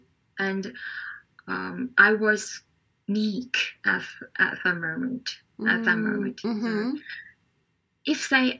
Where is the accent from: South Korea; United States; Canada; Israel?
South Korea; English is a second language; from South Korea